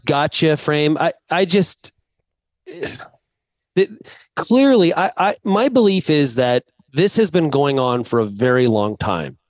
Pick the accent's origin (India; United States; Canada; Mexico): Canada; me being Canadian